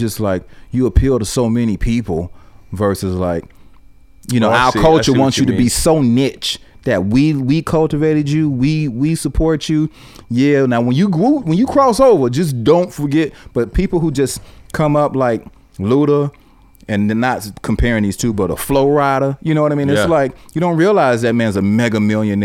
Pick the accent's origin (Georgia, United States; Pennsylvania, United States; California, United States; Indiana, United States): Georgia, United States; Atlanta; moved away as an adult; also born or lived in Miami / Los Angeles; I grew up in Atlanta, Southwest Atlanta